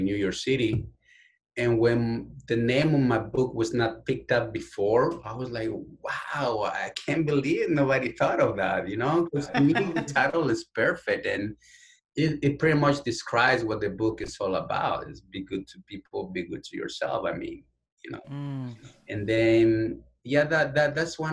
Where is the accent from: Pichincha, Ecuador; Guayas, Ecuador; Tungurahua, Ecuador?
Pichincha, Ecuador; Quito; English is a second language; now in United States; I was born and raised in Quito, Ecuador. I'm from the capital of my beautiful country.